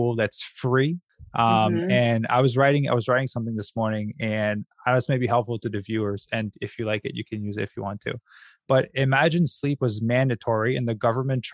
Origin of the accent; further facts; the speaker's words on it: Quebec, Canada; I'm from Quebec, Canada